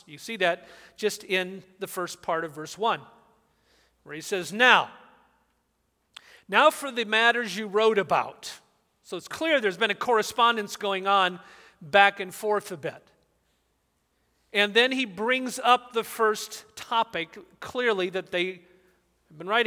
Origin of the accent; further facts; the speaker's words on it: Southern California, United States; I grew up in Southern California.